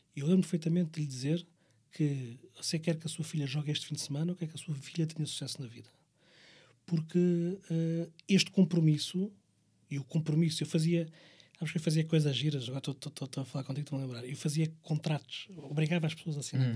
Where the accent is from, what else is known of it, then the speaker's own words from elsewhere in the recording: Barreiro, Setúbal, Portugal; nós somos do Barreiro